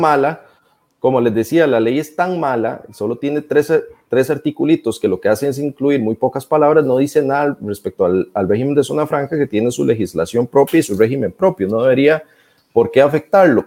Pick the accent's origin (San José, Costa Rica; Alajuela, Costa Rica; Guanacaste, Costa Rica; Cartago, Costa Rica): Cartago, Costa Rica; Turrialba; las calles de Turrialba, de donde soy yo